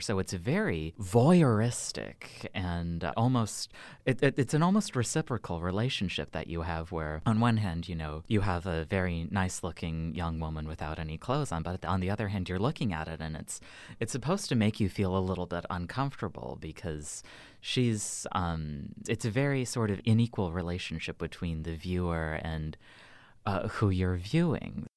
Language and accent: English; United States; as an American medievalist